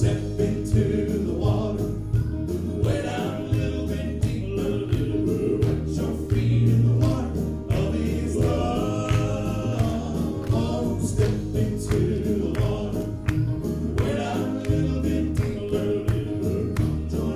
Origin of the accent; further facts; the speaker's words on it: New London, Texas, United States; now in Hattiesburg, United States; I am from New London, Texas